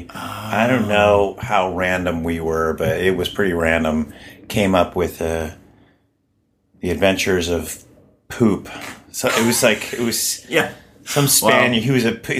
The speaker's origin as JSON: {"language": "English", "town": "Baltimore", "region": "Maryland", "country": "United States", "tie": "born or raised there", "said": "Baltimore, Maryland. A weird town too, and I'm actually trying to write a script like based on all the weirdness sort of like of my childhood and of growing up there"}